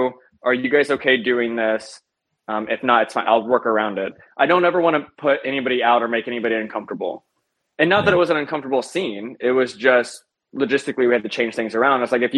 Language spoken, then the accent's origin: English; Midwest, United States; It took a lot of time to adjusting to that because I'm from the Midwest.